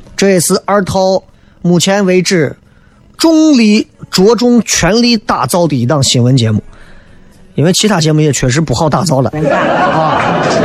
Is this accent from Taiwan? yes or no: no; Xi'an, Shaanxi, China; 我说我是西安人啊